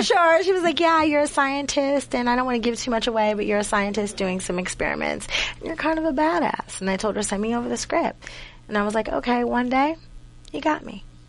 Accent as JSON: {"language": "English", "town": "Duquesne", "region": "Pennsylvania", "country": "United States", "tie": "born or raised there", "said": "I'm from Pittsburgh. Pittsburgh, but a little small town called Duquesne."}